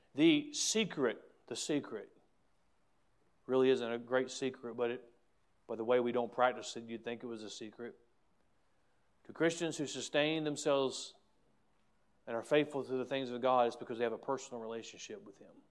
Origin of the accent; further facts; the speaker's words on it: United States; I'm proud to be an American.